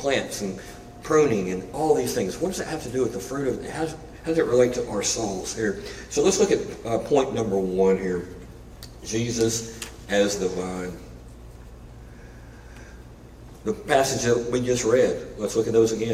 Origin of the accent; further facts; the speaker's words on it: Arkansas, United States; moved away as an adult; also born or lived in Memphis; Larissa and I grew up in Arkansas in some pretty wide open spaces